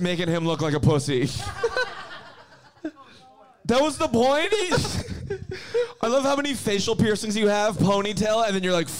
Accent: Canada; now in Australia; I'm from Canada.

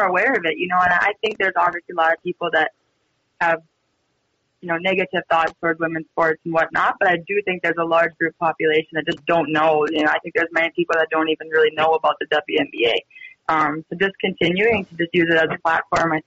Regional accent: Edmore, North Dakota, United States; also born or lived in Devils Lake, North Dakota; my hometown, Edmore, is about 20, 30-ish minutes, depending how fast you're driving, northeast of Devil's Lake

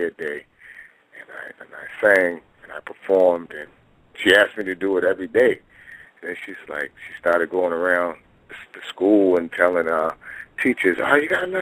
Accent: Boston, Massachusetts, United States; I'm from Boston, Massachusetts, Beantown

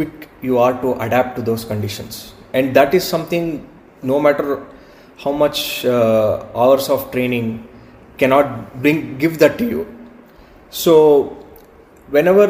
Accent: India; growing up in India

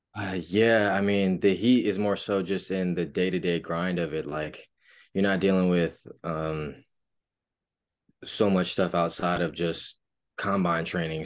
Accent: Raleigh, North Carolina, United States; I'm from Raleigh, North Carolina, born and raised

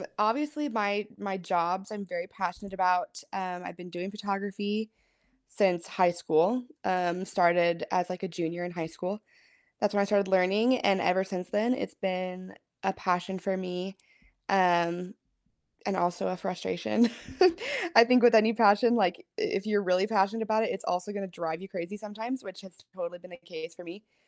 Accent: Pullman, Washington, United States; moved away; I am from Washington State. Originally, I grew up in Pullman

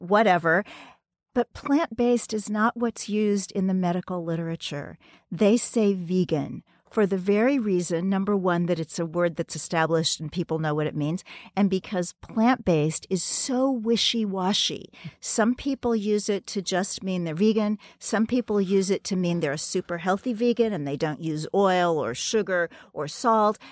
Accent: Kansas City, Missouri, United States; now in New York City, United States; my hometown of Kansas City

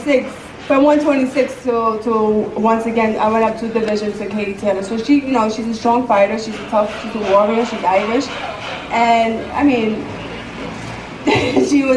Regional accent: Puerto Rico; Yo soy una boricua orgullosa de corazón

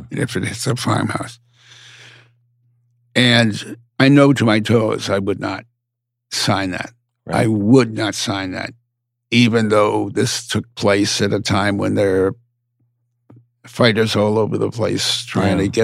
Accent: United States; I'm an American, so I always use the larger figure.

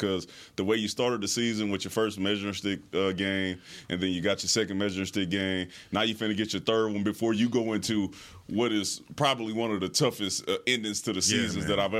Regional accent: Houston, Texas, United States; Look, I'm from the great city of Houston and the great state of Texas.

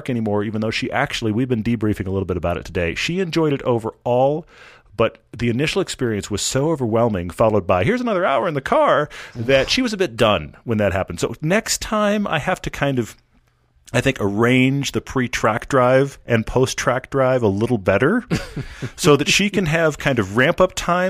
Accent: Houston, Texas, United States; I mean, I grew up in Houston where all the freeways are lighted all the time.

